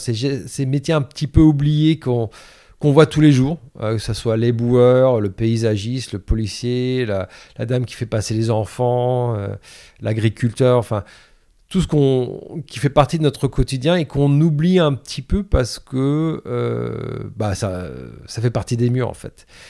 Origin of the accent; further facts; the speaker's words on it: Caen, Normandy, France; moved away; also born or lived in New York; j'ai grandi à Caen, en Normandie, euh, dans les années quatre-vingts